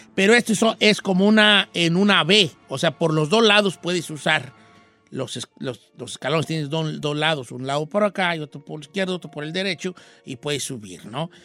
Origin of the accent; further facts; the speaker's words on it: a town in the Zamora Valley, Michoacán, Mexico; mi pueblo de nacimiento